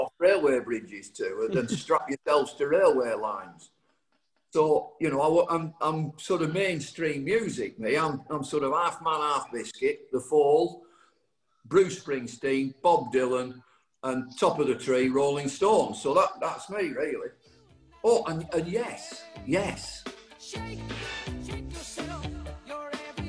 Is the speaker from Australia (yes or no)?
no; Accrington, North West England, United Kingdom; I'm from Accrington